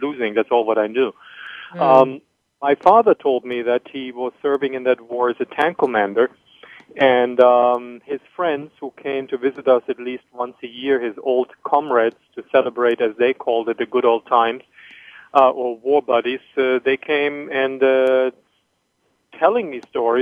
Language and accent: English; Germany; moved away as an adult; also born or lived in Bamberg / Israel; now in Miami, United States; I grew up in Germany in the early 60s